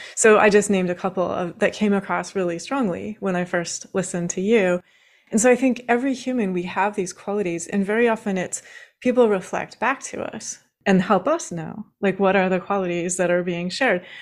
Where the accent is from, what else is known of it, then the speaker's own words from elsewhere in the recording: Washington, United States; I grew up in Washington State